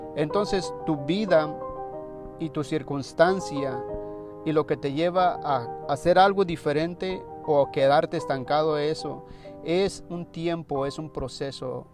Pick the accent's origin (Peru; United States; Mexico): Mexico; en mi país se dice, en México se dice flojo a la gente perezosa